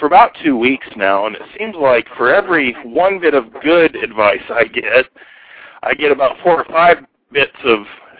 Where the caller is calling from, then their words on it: Fort Myers, Florida, United States; I'm calling from Fort Myers, Florida.